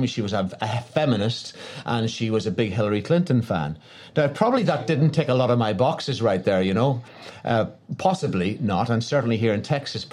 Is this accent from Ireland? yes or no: yes; Ireland; I was from Ireland